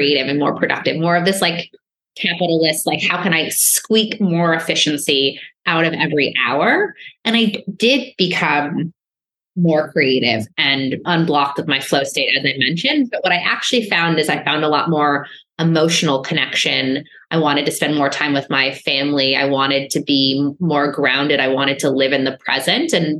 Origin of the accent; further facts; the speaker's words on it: New York, United States; I'm a New Yorker.